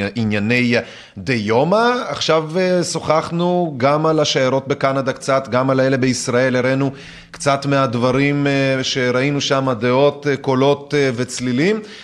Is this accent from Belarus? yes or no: yes; Minsk, Belarus; moved away; נולדתי במינסק בלארוס